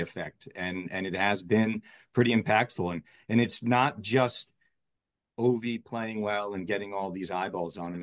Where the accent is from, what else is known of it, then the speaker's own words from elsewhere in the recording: Maryland, United States; I grew up in Maryland